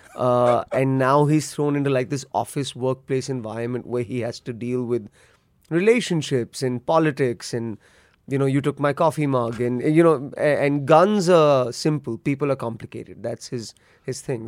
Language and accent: English; India; born or raised there